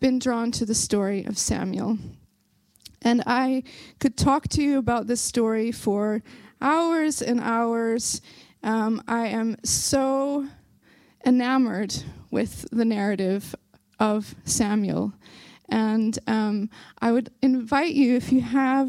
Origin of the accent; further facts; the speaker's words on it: Belfast, Northern Ireland, United Kingdom; accent: Belfast; my Belfast accent is trying, it's trying to come through here